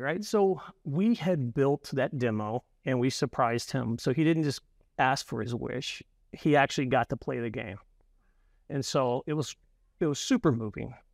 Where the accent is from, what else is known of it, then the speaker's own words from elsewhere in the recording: Louisiana, United States; I'm from Louisiana and a lot of our people that we are part of our company are as well.